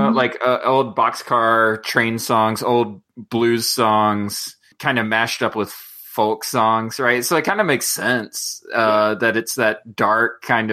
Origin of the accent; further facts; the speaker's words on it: North Carolina, United States; I grew up in North Carolina